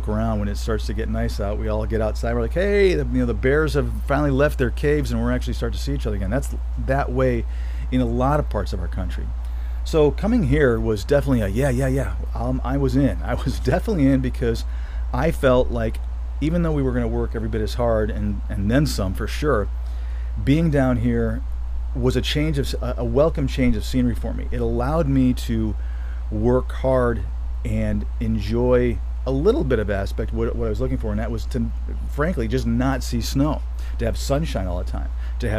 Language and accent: English; Michigan, United States; moved away as an adult; also born or lived in Florida; now in Colorado, United States; growing up in Michigan and then spending so much time down